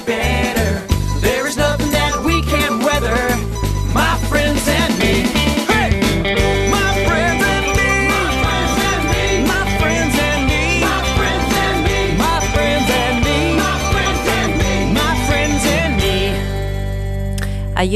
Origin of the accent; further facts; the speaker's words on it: Nelson, New Zealand; here in my hometown of Nelson in New Zealand